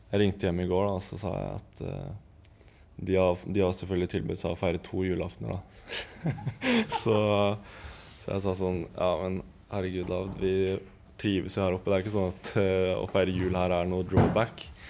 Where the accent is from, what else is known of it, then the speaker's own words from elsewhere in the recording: Eastern Norway, Norway; moved away as an adult; som østlending